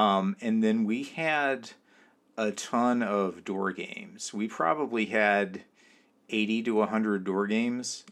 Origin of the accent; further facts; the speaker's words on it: California, United States; now in New York, United States; I grew up in California. I live in New York, uh, right now.